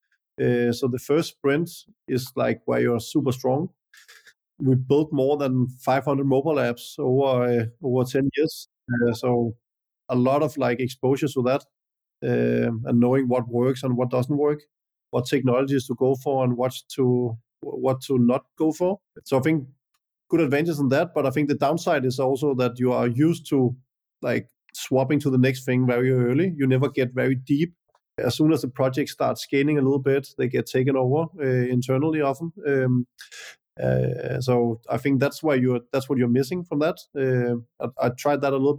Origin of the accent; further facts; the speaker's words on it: Denmark; I'm born and raised in Denmark and went to school here and then later university